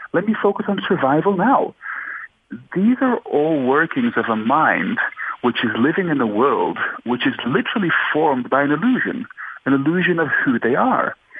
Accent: Australia; moved away as an adult; also born or lived in Netherlands / Suriname; I was born in Holland, raised in Australia.

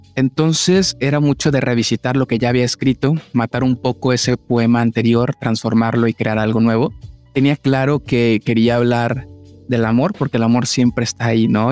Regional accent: Monterrey, Nuevo León, Mexico; soy de Monterrey

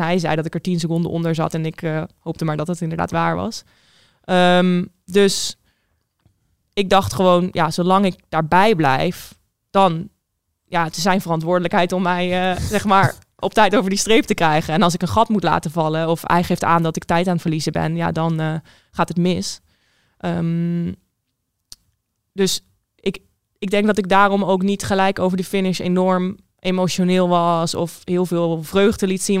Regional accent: Rijswijk, South Holland, Netherlands; now in Arnhem, Netherlands; Ik ben opgegroeid in Rijswijk

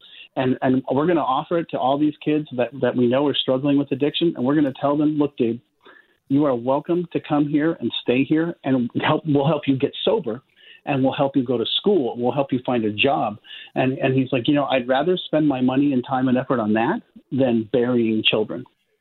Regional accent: Palo Alto, California, United States; I grew up in Palo Alto, California

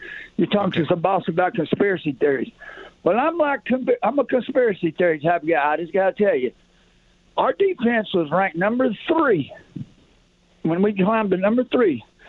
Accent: Chattanooga, Tennessee, United States; now in Oklahoma, United States; I'm from the South, but I've been in Oklahoma for 50 years. I'm from Chattanooga, Tennessee.

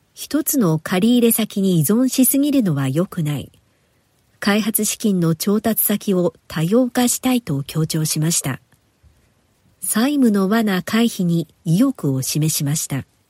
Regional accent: Nagasaki, Japan; moved away; 私のふるさと長崎には中華街があるくらい中国文化が色濃く残っていまして

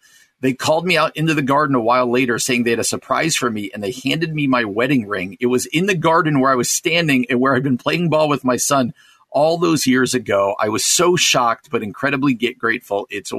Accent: New Jersey, United States; moved away; where I grew up in New Jersey.

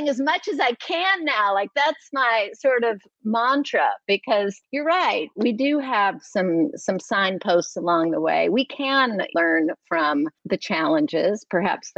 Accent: Atlanta, Georgia, United States; moved away as an adult; also born or lived in New York; I'm an Atlanta girl. I'm actually from Atlanta

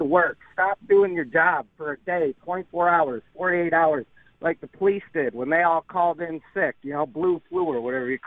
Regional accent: New York, United States; moved away; I'm from New York

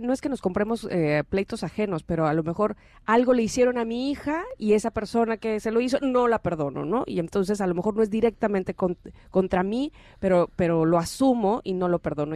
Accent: Mexico

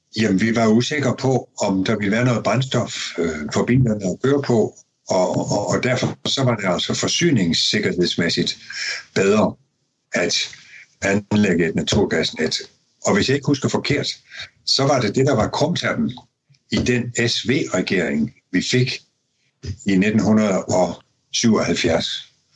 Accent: Denmark; vi danskere

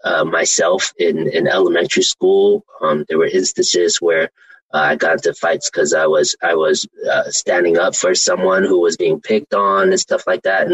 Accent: Oakland, California, United States; I grew up in East Oakland

